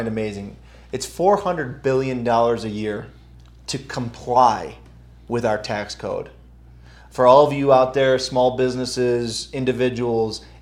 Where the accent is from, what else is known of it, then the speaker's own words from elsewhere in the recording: New York, United States; I grew up in New York State public education.